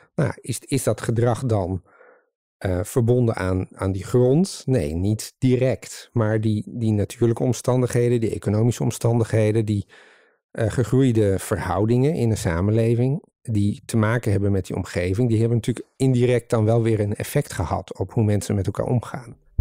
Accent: Leeuwarden, Friesland, Netherlands; moved away as an adult; also born or lived in Utrecht; now in Dronrijp, Netherlands; hoe ik het zelf ook ervaren heb, opgroeiend in Leeuwarden

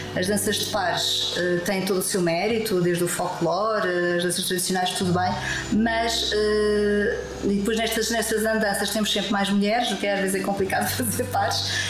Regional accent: Lisbon, Portugal; moved away as an adult; also born or lived in Porto / Macau; now in Madeira, Portugal; Eu nasci em Lisboa uh, há quase 60 anos

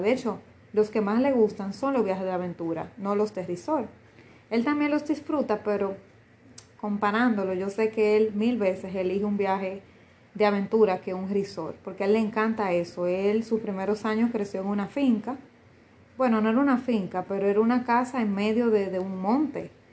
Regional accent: Dominican Republic; República Dominicana es mío, sí, me pertenece porque nací aquí, esa es mi nacionalidad, mi primera nacionalidad.

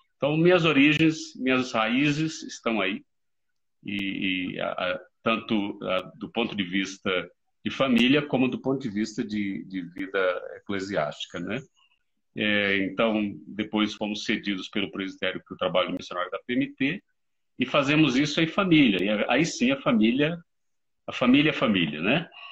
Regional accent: Mairi, Bahia, Brazil; moved away as an adult; now in South Africa; eu sou natural de Mairi, interior da Bahia, minha querida terra

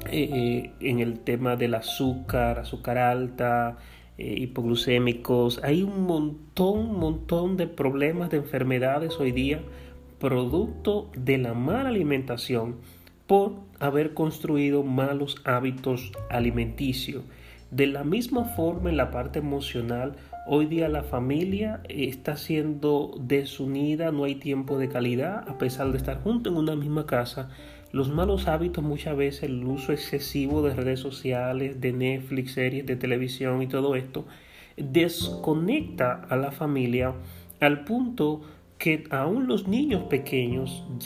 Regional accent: Dominican Republic; Y nuestro nivel y nuestro estándar como pueblo dominicano lamentablemente ha menguado, ha bajado muchísimo en las pruebas internacionales

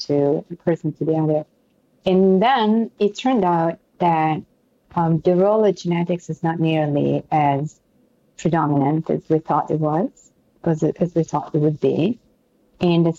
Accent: Florence, Tuscany, Italy; accent: Italian and French; English is a second language; moved away as an adult; now in New York City, United States; I'm from Florence in Italy.

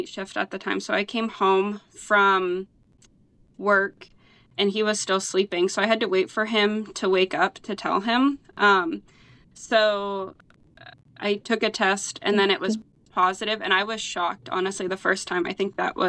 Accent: Cambridge Springs, Pennsylvania, United States; I'm from Cambridge Springs

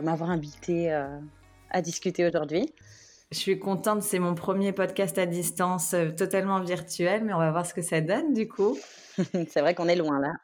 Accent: France; j'ai grandi en France, pas en Suisse

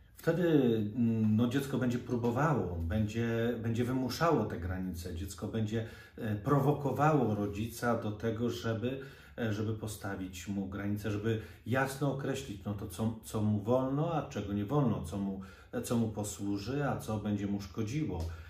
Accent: Poland; Ja wychowałem się nad Wisłą

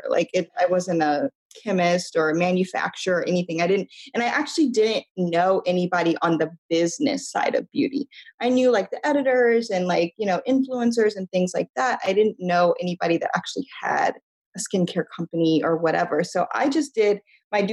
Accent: Midwest, United States; I'm from the Midwest

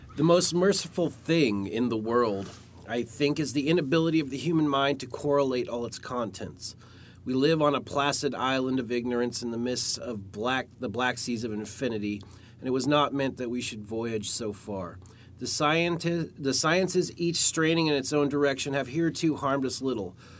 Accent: Alaska, United States; I grew up in the Cold War age, uh, like the tail end of the Cold War in Alaska

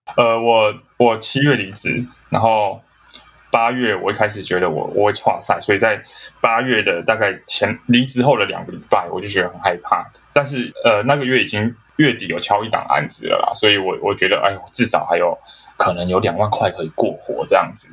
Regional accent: Kaohsiung, Taiwan; now in Taipei, Taiwan; 我是高雄人，那是。我在台北生活

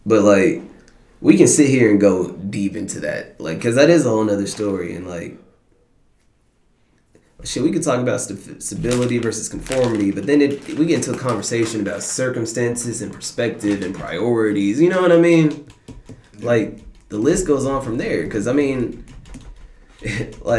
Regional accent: DeSoto, Texas, United States; I'm from DeSoto, Texas

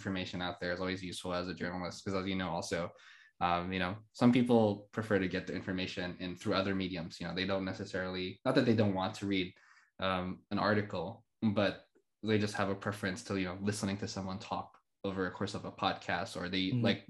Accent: Philippines; moved away as an adult; also born or lived in Montreal, Canada; now in Canada; when I moved from the Philippines to Canada back in 2016

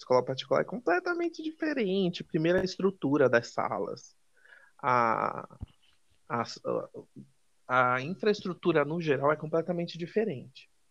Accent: Salvador, Bahia, Brazil; moved away; also born or lived in São Paulo; eu sou baiano, sou de Salvador

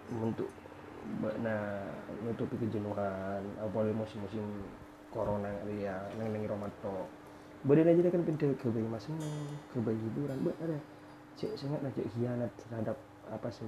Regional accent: East Java, Indonesia; aku ini Madura

